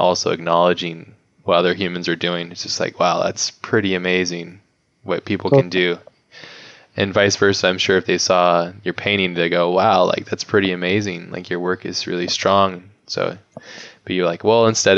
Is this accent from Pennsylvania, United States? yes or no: no; Hawaii, United States; moved away; I grew up in Hawaii